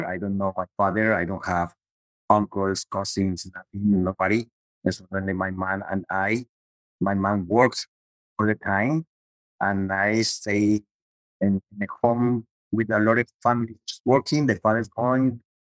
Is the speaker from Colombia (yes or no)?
yes; Cali, Valle del Cauca, Colombia; English is a second language; moved away as an adult; also born or lived in Miami; now in United States; I'm from Colombia and Latino